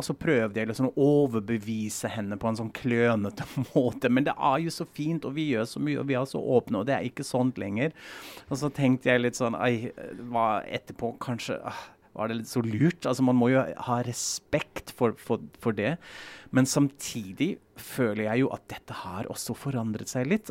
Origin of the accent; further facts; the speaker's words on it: Germany; moved away; vi er en klasse fra Tyskland